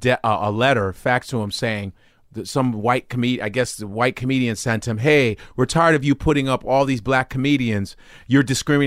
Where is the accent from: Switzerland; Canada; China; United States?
United States; Chicago, Illinois; born or raised there; also born or lived in Lincoln, Nebraska